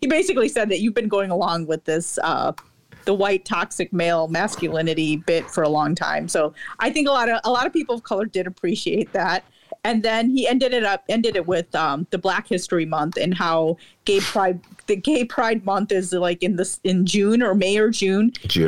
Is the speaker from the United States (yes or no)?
no; India; Like, because I'm Indian.